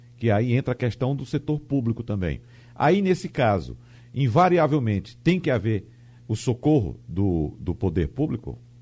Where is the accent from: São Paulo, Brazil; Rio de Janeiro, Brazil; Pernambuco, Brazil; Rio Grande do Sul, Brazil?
Pernambuco, Brazil; Arcoverde; a cidade de Arco Verde, que é a cidade onde eu nasci